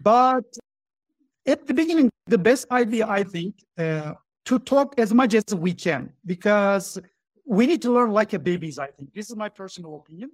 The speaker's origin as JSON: {"language": "English", "country": "Turkey", "second_language": "English", "said": "I'm from Turkey, as you mentioned, and uh, right now I live in Turkey. I live in Ankara, the capital of Turkey"}